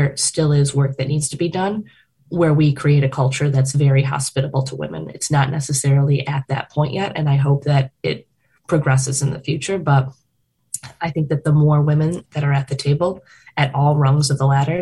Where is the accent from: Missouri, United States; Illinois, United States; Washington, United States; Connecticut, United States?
Illinois, United States; Chicago; being a Chicagoan